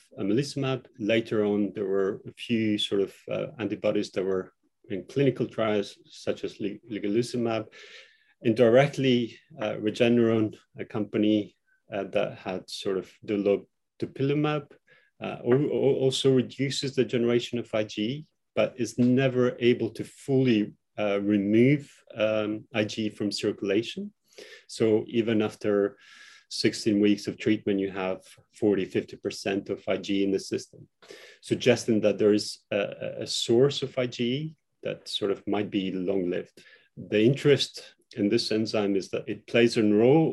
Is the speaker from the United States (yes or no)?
no; Kosovo; now in United Kingdom; I'm originally also from Kosovo